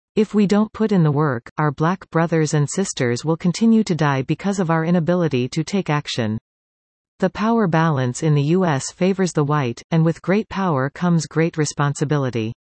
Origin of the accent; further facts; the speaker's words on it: Dominican Republic; moved away; I come from the Dominican Republic